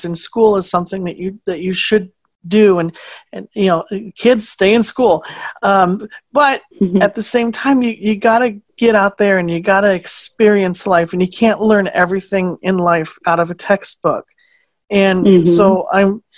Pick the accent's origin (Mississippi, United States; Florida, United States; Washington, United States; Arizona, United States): Arizona, United States; Phoenix; moved away as an adult; also born or lived in Louisiana / Iowa; now in Minnesota, United States; I was raised in Phoenix, Arizona, pretty big city